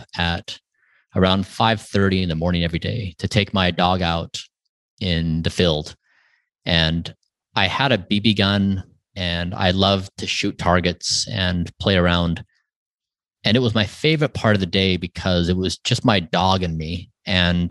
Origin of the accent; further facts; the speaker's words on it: Utah, United States; I grew up in a small town in Utah.